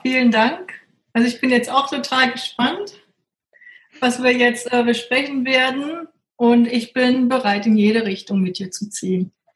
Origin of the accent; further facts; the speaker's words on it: Berlin, Germany; Und ich komme ja aus Berlin.